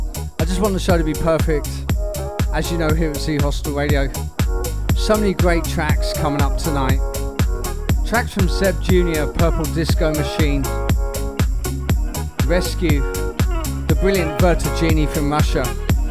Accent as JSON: {"language": "English", "town": "Portsmouth", "region": "South East England", "country": "United Kingdom", "tie": "born or raised there", "moved": "yes", "lives_now": "Philippines", "said": "my hometown of Portsmouth"}